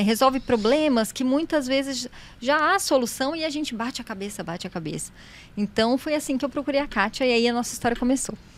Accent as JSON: {"language": "Portuguese", "town": "São José dos Campos", "region": "São Paulo", "country": "Brazil", "tie": "born or raised there", "moved": "as an adult", "said": "São José é minha cidade natal, eu nasci aqui."}